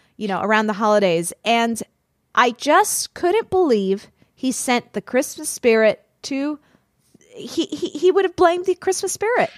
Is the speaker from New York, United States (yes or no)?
no; Florida, United States; I'm from Florida.